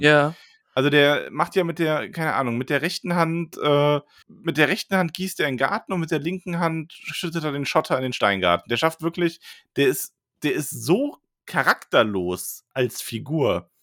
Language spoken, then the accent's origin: German; Solingen, North Rhine-Westphalia, Germany; ich bin in Solingen Urlix aufgewachsen